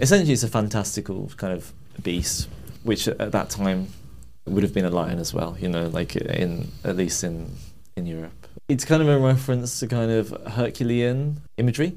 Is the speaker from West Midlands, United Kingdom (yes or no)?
yes; Birmingham, West Midlands, United Kingdom; moved away as an adult; now in London, United Kingdom; I grew up in Birmingham from a very sort of working class family.